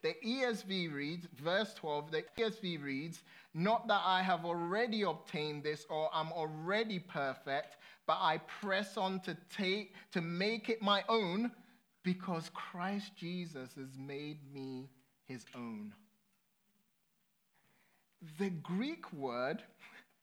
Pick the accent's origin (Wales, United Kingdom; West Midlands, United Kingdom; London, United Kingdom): London, United Kingdom; I grew up in London, and London, if you live in London, you just don't need a car